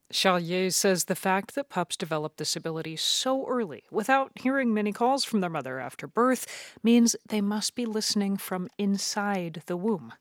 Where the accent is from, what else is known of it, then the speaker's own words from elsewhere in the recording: Georgia, United States; also born or lived in Germany; now in Washington, United States; This is my home state